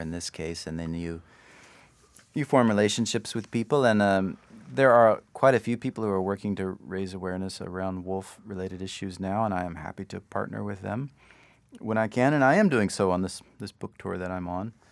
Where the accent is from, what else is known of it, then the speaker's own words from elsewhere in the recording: Austin, Texas, United States; I grew up in Austin.